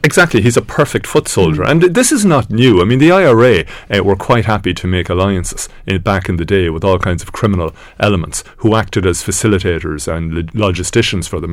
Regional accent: Ireland; we are Irish

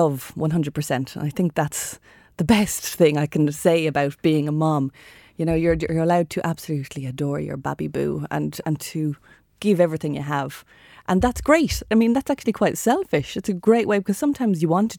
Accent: Shannon, Munster, Ireland; growing up in Shannon in County Clare

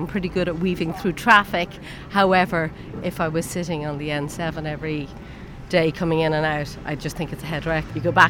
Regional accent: Dublin, Leinster, Ireland; I'm a Dub through and through.

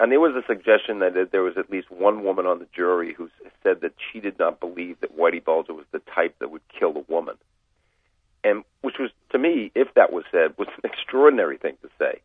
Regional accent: United States; as an American

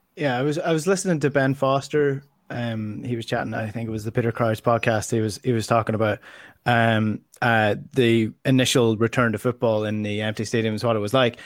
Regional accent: Donegal, Ulster, Ireland; I grew up in Donegal

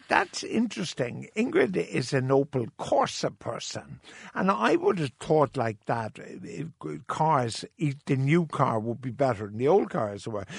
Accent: Cork, Munster, Ireland; I was born in Jewish quarter in Cork

